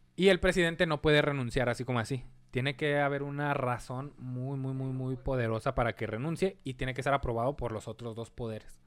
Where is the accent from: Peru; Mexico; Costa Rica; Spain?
Mexico; como mexicanos